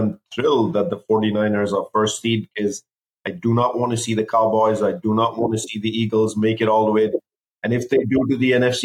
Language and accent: English; Sri Lanka; moved away; I, of course, am born Sri Lankan